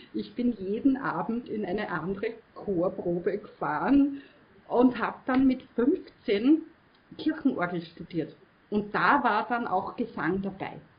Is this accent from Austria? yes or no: yes; Mostviertel, Lower Austria, Austria; bei uns im Mostviertel